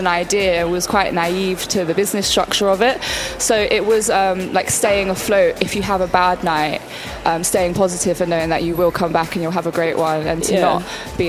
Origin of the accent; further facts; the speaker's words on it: London, United Kingdom; I'm personally from South London